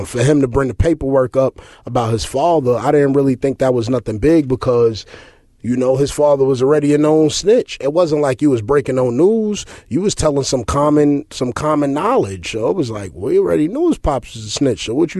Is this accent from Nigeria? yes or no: no; La Ceiba, Atlántida, Honduras; also born or lived in Tegucigalpa; know, I derived from Tegucigalpa, Honduras. You dig what I'm saying? That's just the capital, but I'm really from La Ceiba. Shout out to all the cacrachos in La Ceiba.